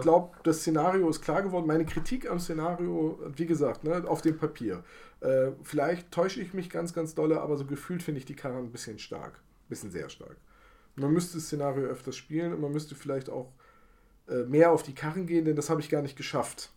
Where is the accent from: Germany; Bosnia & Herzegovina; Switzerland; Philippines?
Germany; Bremen; ich habe hier in meiner Heimatstadt in Bremen eine sehr aktive Guild Boy community